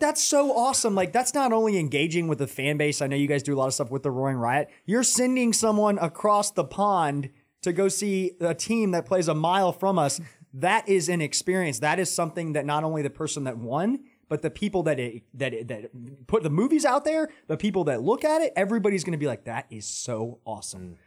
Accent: Atlanta, Georgia, United States; moved away as an adult; now in Charlotte, United States; I grew up in Atlanta, but then coming to Charlotte

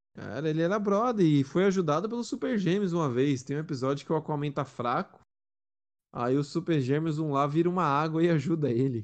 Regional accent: São Paulo, Brazil; eu sou paulista

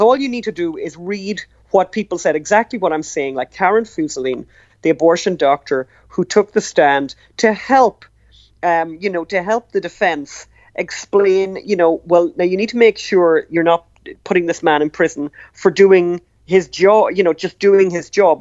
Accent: Ireland; we're from Ireland

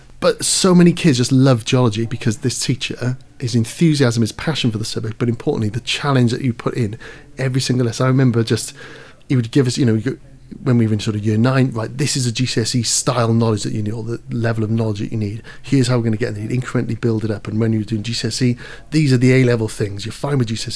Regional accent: Caerphilly, Wales, United Kingdom; I'm from Caerphilly

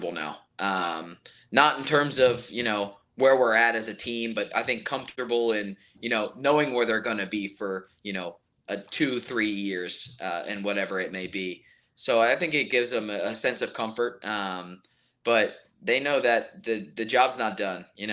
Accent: East Coast, United States; moved away; I'm from the East Coast

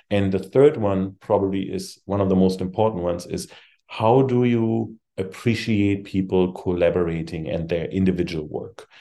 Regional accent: Germany; moved away as an adult; also born or lived in Europe; now in United States; I came from Germany.

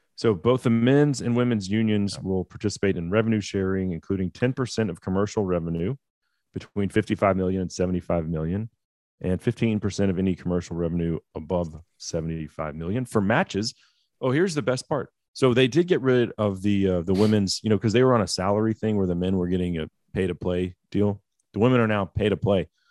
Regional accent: United States; I'm an American

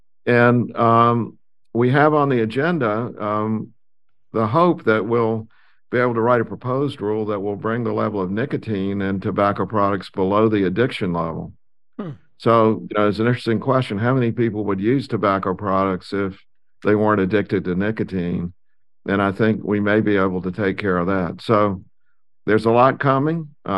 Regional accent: South Carolina, United States; And, you know, I grew up in South Carolina and North Carolina.

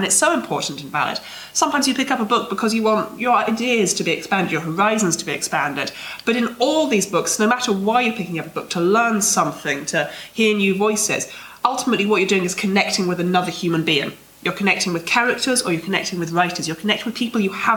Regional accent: United Kingdom; we're British

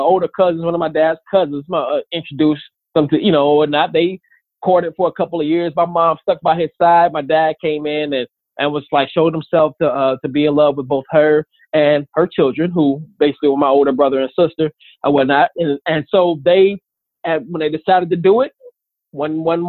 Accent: Omaha, Nebraska, United States; also born or lived in Chicago, Illinois; I grew up in Omaha, born in Chicago, but grew up in Omaha, Nebraska

